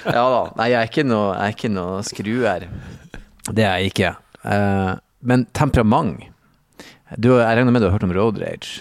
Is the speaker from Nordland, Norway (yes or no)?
yes; Bodø, Nordland, Norway; moved away; det er vel tre bussruter i Bodø